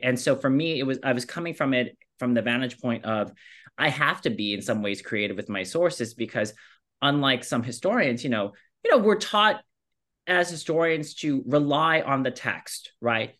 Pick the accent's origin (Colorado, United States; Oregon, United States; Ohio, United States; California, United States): California, United States; as someone that grew up in California and born and raised in California